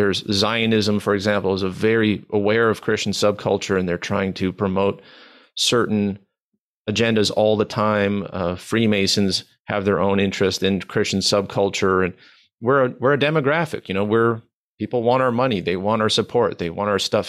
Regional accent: Manitoba, Canada

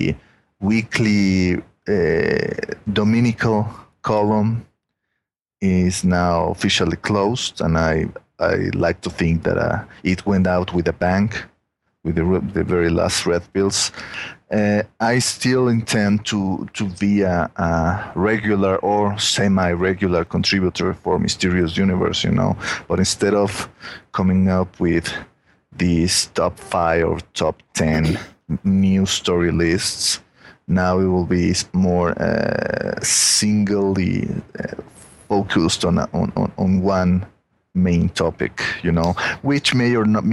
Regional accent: Mexico; accent: Mexican; my Mexican accent

